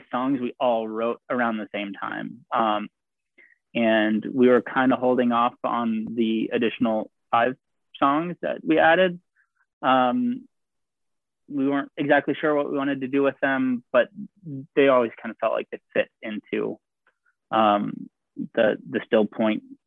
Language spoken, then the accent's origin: English; Ohio, United States; moved away; I'm originally from Ohio